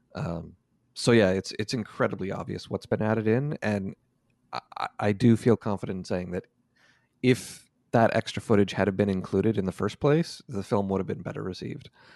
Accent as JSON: {"language": "English", "country": "Canada", "also_born_or_lived": "San Francisco, United States", "said": "went back to Canada"}